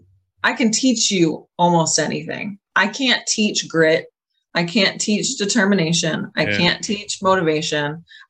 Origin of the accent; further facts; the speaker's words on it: Boston, Massachusetts, United States; because we all know I'm from Boston.